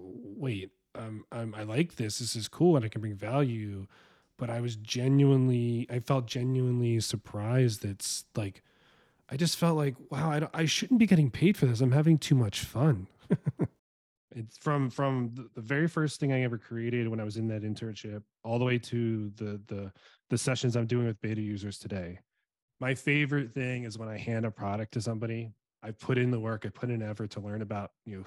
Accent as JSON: {"language": "English", "town": "Philadelphia", "region": "Pennsylvania", "country": "United States", "tie": "born or raised there", "also_born_or_lived": "Fairfax, Virginia / New York", "moved": "as an adult", "lives_now": "Seattle, United States", "said": "I was born and raised in South Philly, youngest of four boys."}